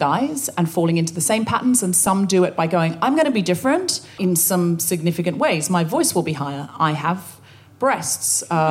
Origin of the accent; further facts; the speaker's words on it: Australia; moved away as an adult; also born or lived in America; now in London, United Kingdom; I moved from Australia to Britain when I was young